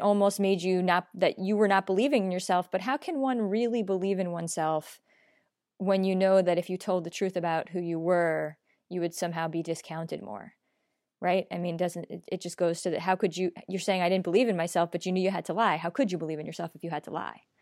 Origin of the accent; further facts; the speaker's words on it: New York, United States; I'm a New Yorker. Um, we're pretty honest in New York